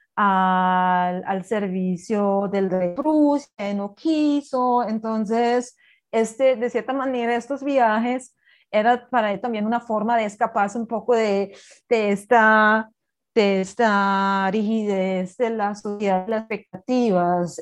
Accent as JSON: {"language": "Spanish", "region": "Berlin", "country": "Germany", "second_language": "Spanish", "moved": "yes", "lives_now": "Colombia", "said": "yo soy de Berlín"}